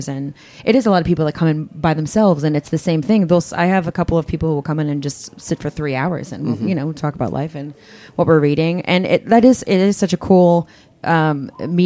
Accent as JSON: {"language": "English", "region": "Kentucky", "country": "United States", "moved": "yes", "lives_now": "New York, United States", "said": "I'm from Kentucky"}